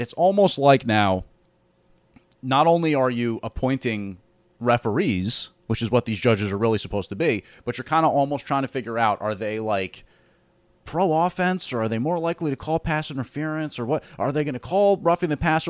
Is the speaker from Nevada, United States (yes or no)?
no; Glen Ridge, New Jersey, United States; Glen Ridge, which is my hometown